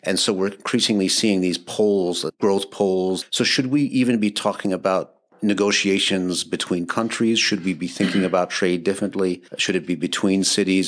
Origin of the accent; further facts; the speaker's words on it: Madison, Wisconsin, United States; my hometown of Madison